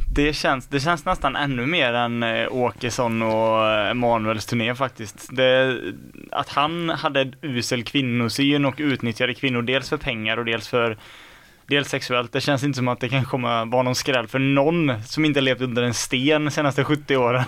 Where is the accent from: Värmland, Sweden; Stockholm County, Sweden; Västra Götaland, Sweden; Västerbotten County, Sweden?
Västra Götaland, Sweden; Skene; jag är från Skene